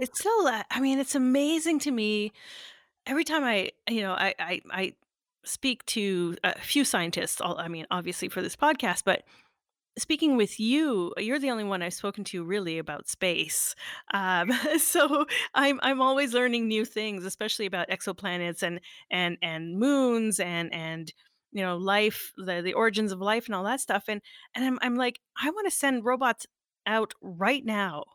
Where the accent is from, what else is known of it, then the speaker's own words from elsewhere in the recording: Sudbury, Ontario, Canada; moved away; my hometown